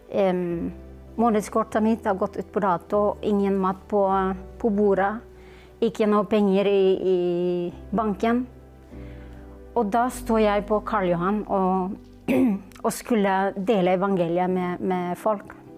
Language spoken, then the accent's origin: Norwegian; Philippines; Norwegian is a second language; now in Norway; jeg kommer fra Filippinene